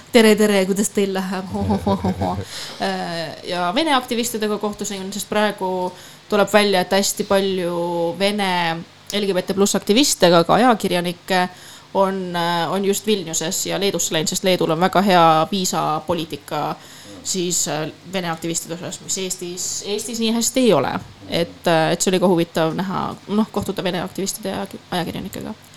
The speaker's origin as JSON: {"language": "Estonian", "town": "Tallinn", "region": "Harju County", "country": "Estonia", "tie": "born or raised there", "also_born_or_lived": "Amsterdam, Netherlands", "moved": "as an adult", "said": "mu esimene Pride minu kodulinnas"}